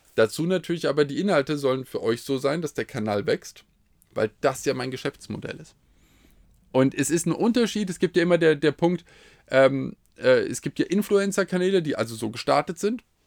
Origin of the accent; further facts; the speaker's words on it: Hesse, Germany; als Hesse